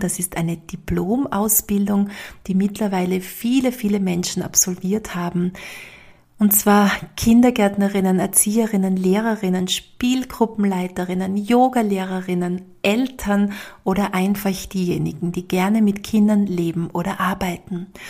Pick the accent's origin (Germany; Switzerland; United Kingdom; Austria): Austria; bei uns in Österreich